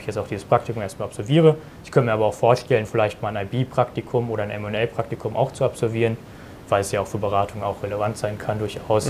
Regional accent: Germany; ich bin 19 Jahre alt und komme aus der Nähe von Berlin, wo ich auch mhm. jetzt diesen Sommer mein Abitur abschließen werde

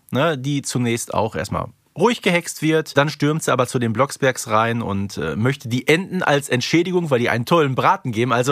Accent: Hamburg, Germany; Ja, als Hamburgerin musst du dazu auch eine Meinung

